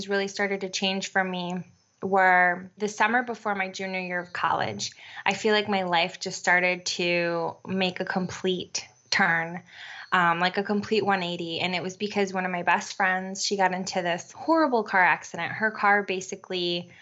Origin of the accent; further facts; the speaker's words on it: Connecticut, United States; also born or lived in New York; now in Puerto Rico; And we moved to Connecticut when I was about, I don't know, 7 or 8 years old. And I grew up in Connecticut